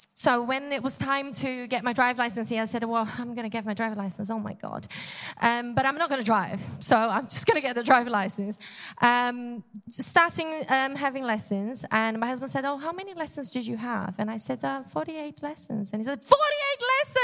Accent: Brazil; English is a second language; moved away; I'm from Brazil

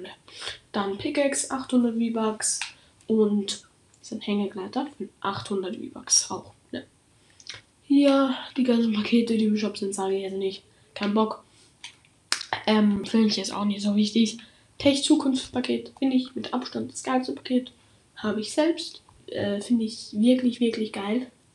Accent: Austria; ich komme aus Österreich. Das, heißt, falls ich mal ein bisschen in Dialekt rede

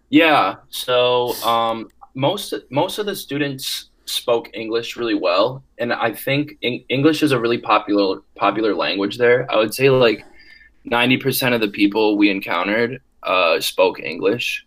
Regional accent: Wisconsin, United States; I am from Wisconsin. I am from about four hours north of the UW Madison campus, and my hometown is really small

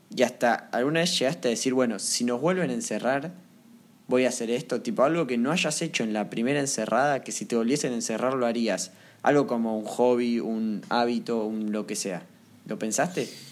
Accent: Argentina

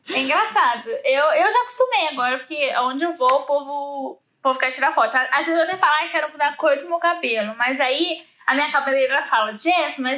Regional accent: Brazil; E outra, eu sou brasileira, né, Mori?

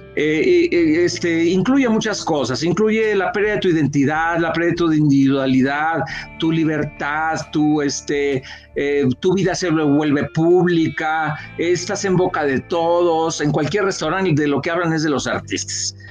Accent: Yucatán, Mexico; nosotros somos de Yucatán

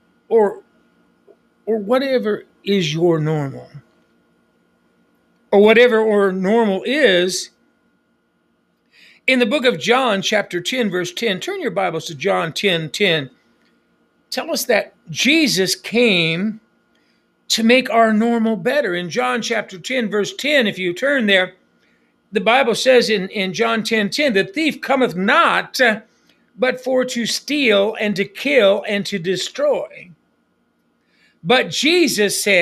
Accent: United States; moved away; I was raised on the Apache Reservation

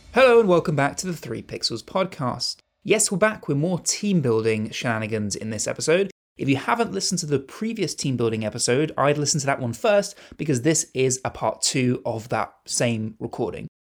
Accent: United Kingdom; as a British person

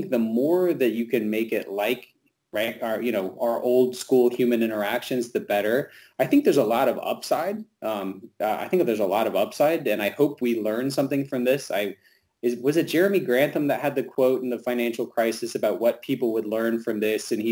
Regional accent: the South, United States; being a Southerner

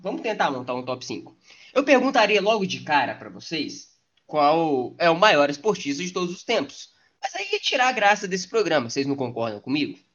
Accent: Brazil; como brasileiro

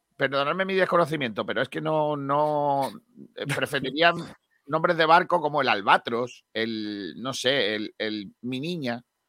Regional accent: Spain

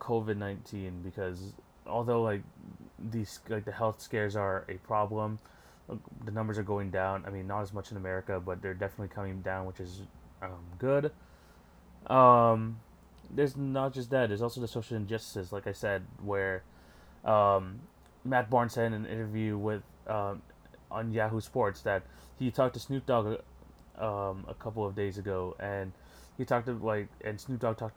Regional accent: Canada; I'm from Canada

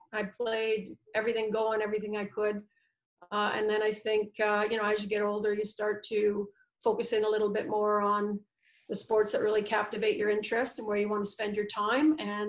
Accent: Quebec, Canada; also born or lived in Ontario / New Jersey; now in Vancouver, Canada; Well, I was a Quebec, Ontario, and New Jersey product. So that's where I lived before I moved out to Vancouver.

